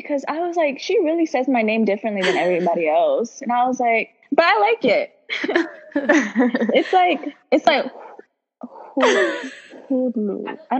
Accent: Lilburn, Georgia, United States; I'm also from Ethiopia, but born and raised in Gwinnett, Georgia, Gwinnett County, Lilburn.

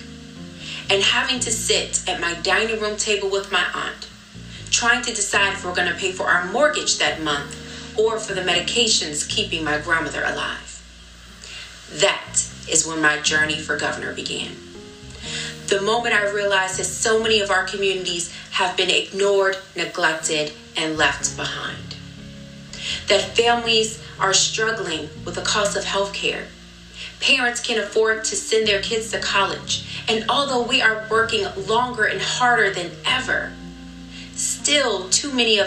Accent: Petersburg, Virginia, United States; growing up in Petersburg, Virginia

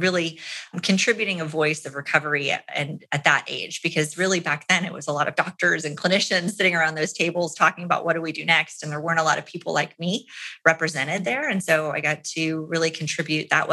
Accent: Orlando, Florida, United States; my hometown in Orlando

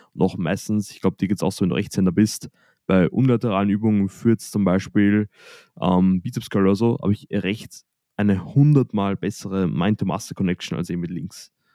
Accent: Austria; bei uns in Österreich

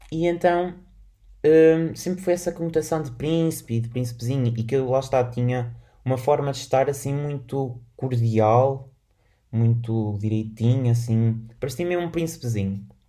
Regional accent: Portugal; sou, sou, português, moro em Portugal

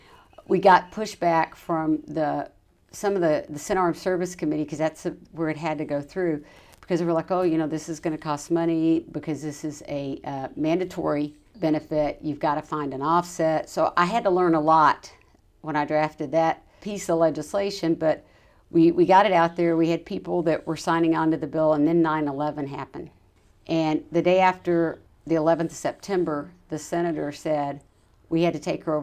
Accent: Arkansas, United States; also born or lived in Texas; I was from Arkansas originally, but I was a Texas resident now.

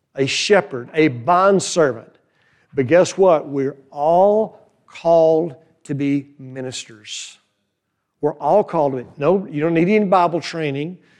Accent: New Braunfels, Texas, United States; also born or lived in Fredericksburg, Texas; now in Boerne, United States; near my hometown, New Braunfels

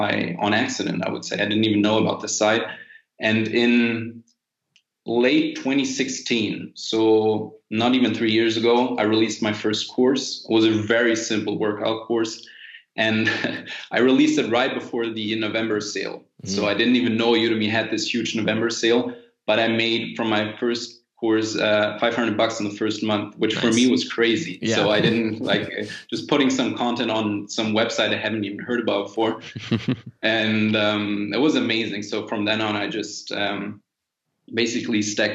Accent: United States; also born or lived in Germany; I went to school in the States

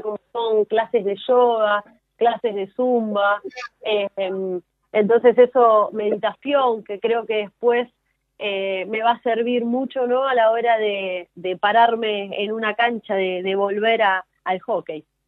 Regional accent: Argentina; a mí como argentina

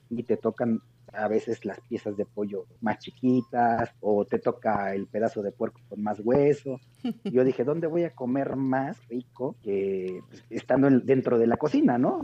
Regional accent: Oaxaca, Mexico; now in Puebla, Mexico; en mi tierra, en Oaxaca

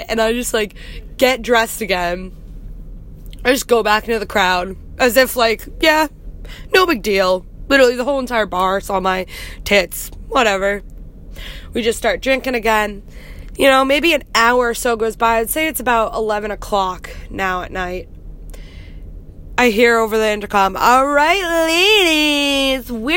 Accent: United States; from America

